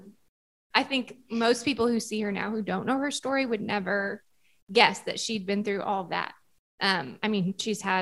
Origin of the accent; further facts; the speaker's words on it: Southern Indiana, United States; I grew up in Southern Indiana